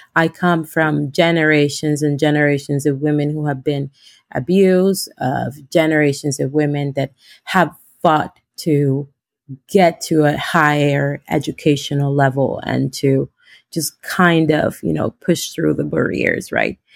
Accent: Honduras; moved away as an adult; now in United States; I am from Honduras. Um, I am a lawyer back home, I came in 2016

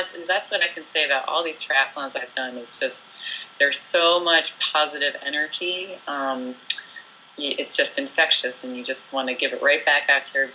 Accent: New Jersey, United States; moved away as an adult; also born or lived in France / Portland, Oregon; now in Pacific Northwest, United States; I was born in France and raised in New Jersey

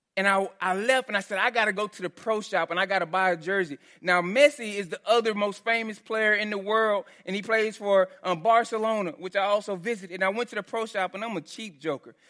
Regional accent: Texas, United States; so I grew up in Texas

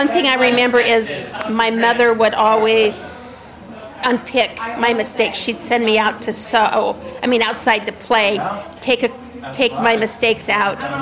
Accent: Rexburg, Idaho, United States; now in Pelham, United States; I grew up in Rexburg, Idaho. Currently I live in Pelham, New York.

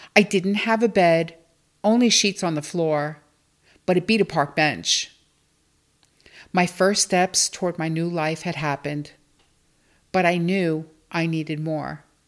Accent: New York City, New York, United States; I grew up in Bensonhurst, Brooklyn, with my mom and sister

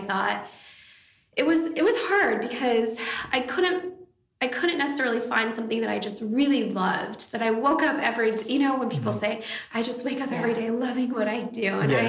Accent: Michigan, United States; also born or lived in Syracuse / Vijayawada / Oklahoma; So I was born in Syracuse, New York, but my grandparents actually raised me in Vijayawada for about 2.5 years. And then when I came back, my family moved to Oklahoma at the time. And from Oklahoma, when I was 10 years old, we moved to Michigan.

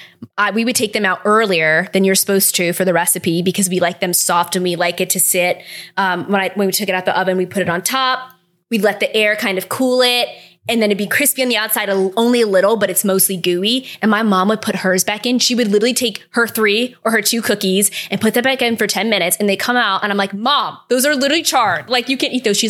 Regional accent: United States; revealing me as very American

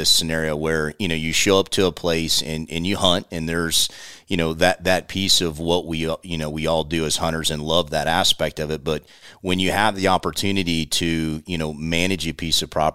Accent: Central Florida, United States; we grew up down in Central Florida

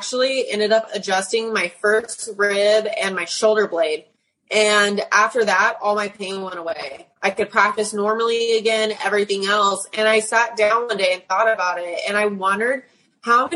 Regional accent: United States; now in Clinton, United States; I'm originally from the California, Arizona border and Nevada

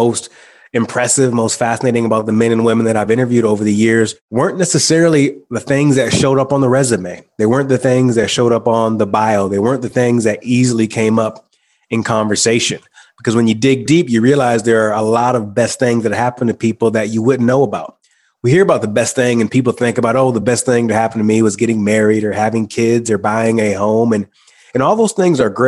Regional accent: Michigan, United States; moved away; I decided to go back home to my hometown, my small hometown in Michigan

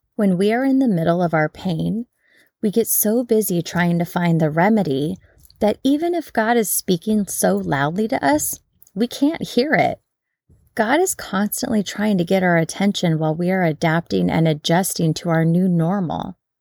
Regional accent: United States; we Americans

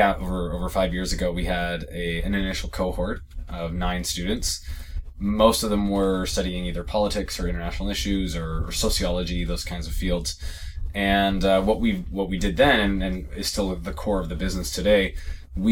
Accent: Canada; also born or lived in East Africa; I'm Canadian

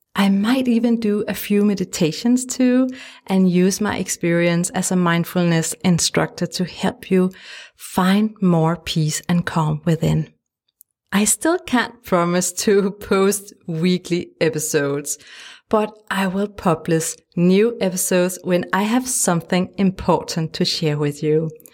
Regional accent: Denmark; English is a second language; If you wonder about my funny accent, it's because I'm from Denmark, a tiny country in Europe

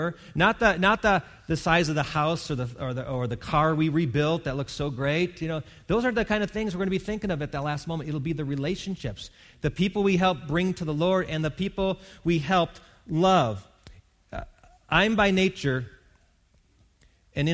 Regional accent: Wisconsin, United States; I grew up in Wisconsin, which is the dairy state.

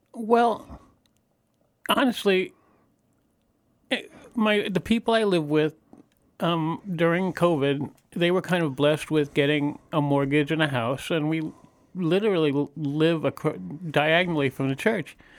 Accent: New York, United States; moved away as an adult; also born or lived in Baltimore; I was born in Baltimore, but I grew up in New York

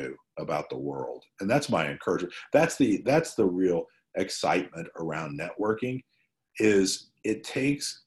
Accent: Illinois, United States; I was born in Illinois

